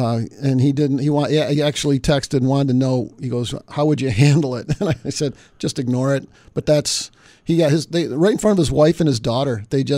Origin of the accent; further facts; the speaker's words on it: East Aurora, New York, United States; I was the one that stopped them coming to the Roycroft. That's my hometown.